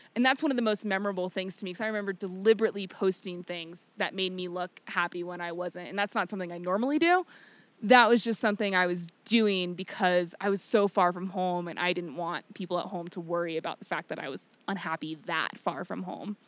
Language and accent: English; Virginia, United States; moved away as an adult; I grew up in a very small town in Virginia